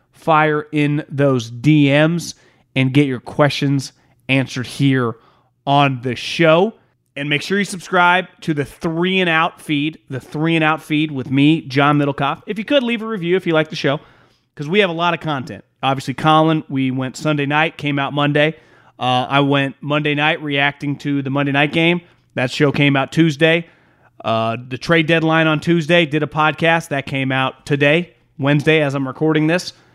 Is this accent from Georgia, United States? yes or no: no; Northern California, United States; I'm born and raised in Northern California